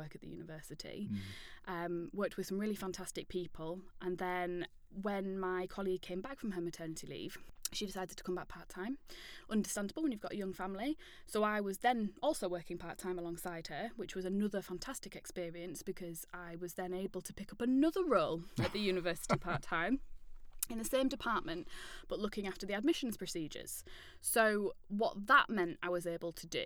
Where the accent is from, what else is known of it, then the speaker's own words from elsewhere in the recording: York, Yorkshire and the Humber, United Kingdom; I'm from York.